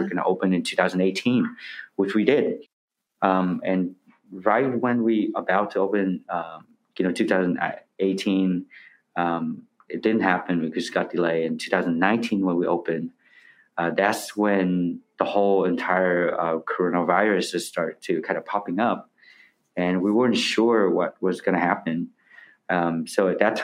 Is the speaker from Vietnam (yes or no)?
yes; the North, Northern Vietnam, Vietnam; now in United States; I'm from the North, my family from the North.